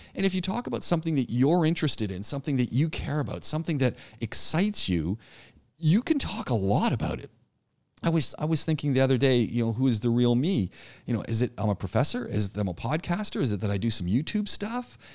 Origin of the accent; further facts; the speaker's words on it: Ajax, Ontario, Canada; moved away as an adult; also born or lived in Ottawa / Montreal; I grew up outside of Toronto in a town called Ajax